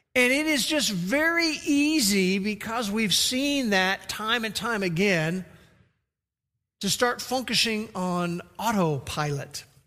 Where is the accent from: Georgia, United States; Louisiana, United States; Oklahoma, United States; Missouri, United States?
Oklahoma, United States; we're from Oklahoma